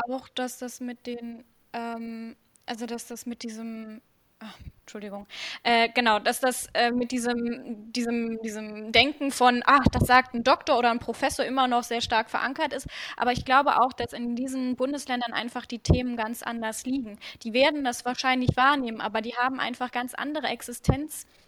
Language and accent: German; Krefeld, North Rhine-Westphalia, Germany; bei uns in Krefeld